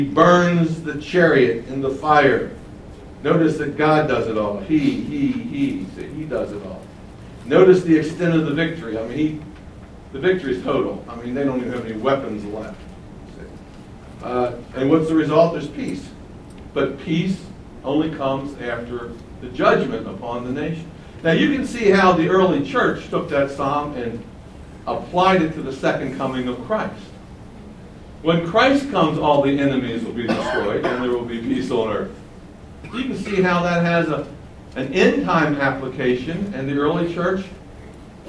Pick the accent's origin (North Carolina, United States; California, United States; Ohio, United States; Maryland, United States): Maryland, United States; Baltimore; I'm from Baltimore, Maryland, where the Star Spangled Banner was written